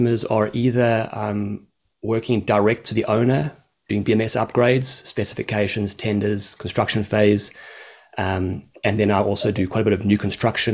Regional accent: Australia; I'm actually also an Australian

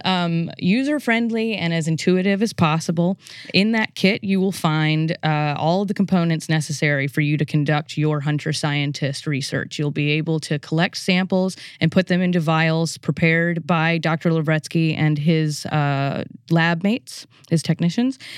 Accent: New Orleans, Louisiana, United States; moved away; I'm originally from the New Orleans area in Louisiana.

